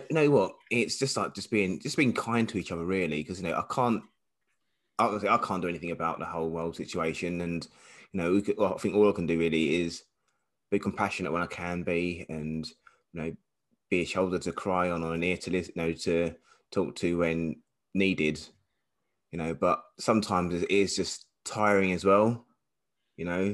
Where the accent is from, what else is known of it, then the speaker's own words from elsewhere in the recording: London, United Kingdom; growing up in East London